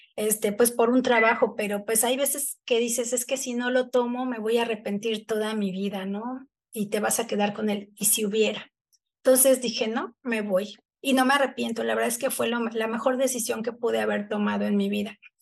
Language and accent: Spanish; Texcoco, State of Mexico, Mexico; now in Cancún, Mexico; yo crecí en, en Texcoco